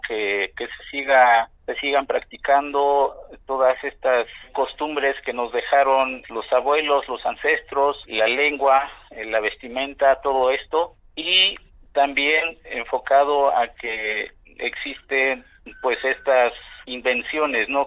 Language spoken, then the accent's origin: Spanish; Mexico; como mexicanos pues nos gusta igual un buen las fiestas